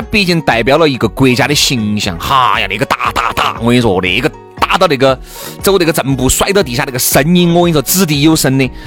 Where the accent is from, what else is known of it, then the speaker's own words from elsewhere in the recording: Chengdu, Sichuan, China; 我们成都人哈，四川人